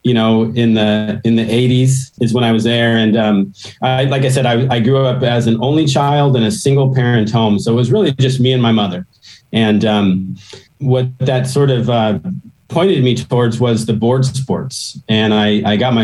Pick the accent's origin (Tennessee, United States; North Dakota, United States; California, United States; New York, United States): California, United States; Pismo Beach; also born or lived in El Dorado Hills, California; I grew up on the Central Coast in a small town, Pismo Beach, California